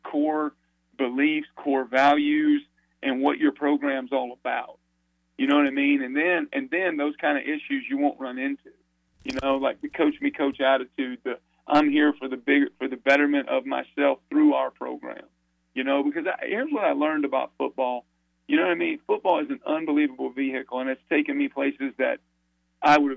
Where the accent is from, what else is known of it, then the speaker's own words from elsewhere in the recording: Sevierville, Tennessee, United States; I grew up in Sevierville, Tennessee